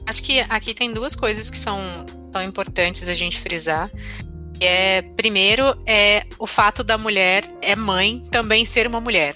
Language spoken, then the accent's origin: Portuguese; São Paulo, Brazil; eu moro, sou de São Paulo